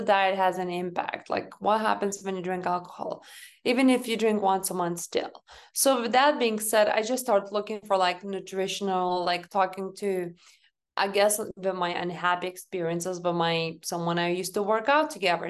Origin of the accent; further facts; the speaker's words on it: Lithuania; moved away; I grew up back home in Lithuania. So, you know, I was raised and born in this country